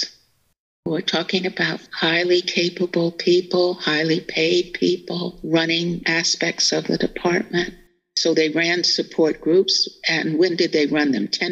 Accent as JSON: {"language": "English", "town": "Berkeley", "region": "California", "country": "United States", "tie": "born or raised there", "said": "I grew up in Berkeley, where we were about 20% of the population"}